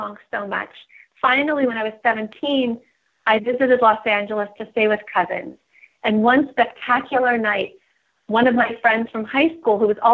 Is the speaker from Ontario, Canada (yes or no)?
yes; Toronto, Ontario, Canada; now in San Francisco, United States; from San Francisco, but born and raised in Toronto, Canada